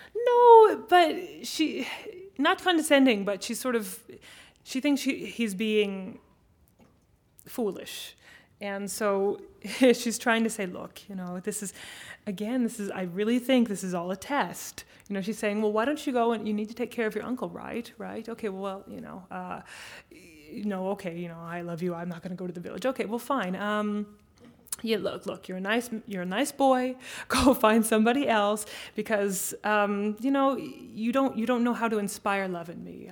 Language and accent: English; United States; as an American